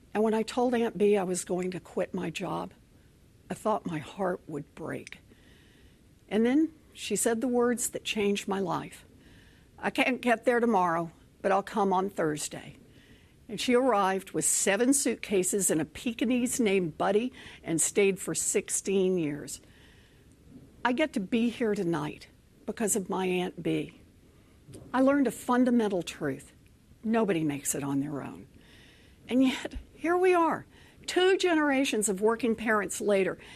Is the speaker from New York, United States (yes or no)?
no; Oklahoma, United States; moved away; also born or lived in Texas; As a little girl growing up in Oklahoma